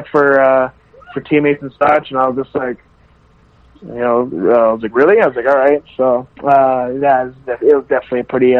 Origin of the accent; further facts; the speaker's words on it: Canada; we have two Nipah natives